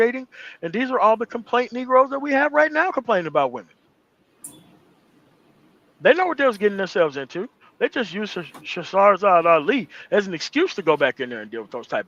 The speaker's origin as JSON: {"language": "English", "country": "United States", "tie": "born or raised there", "said": "I'm not African-American. I am American. I was fucking born here"}